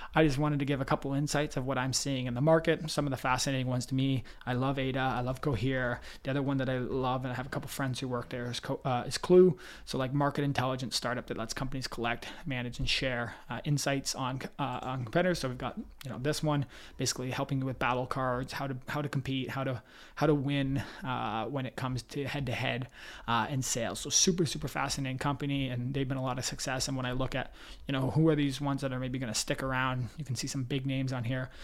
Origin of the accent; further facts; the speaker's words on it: Toronto, Ontario, Canada; I'm from Toronto